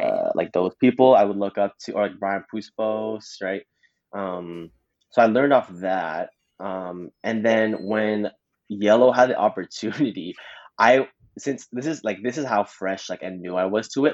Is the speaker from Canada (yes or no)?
yes; Mississauga, Ontario, Canada; born and raised in Mississauga.